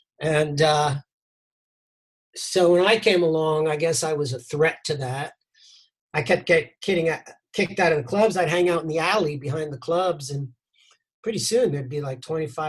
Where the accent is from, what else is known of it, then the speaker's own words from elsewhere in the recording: New York City, New York, United States; moved away as an adult; also born or lived in Lower East Side, Manhattan; now in Edinburgh, United Kingdom; I was born in Brooklyn, New York. I lived for a very long time on the Lower East Side of Manhattan before moving to Edinburgh.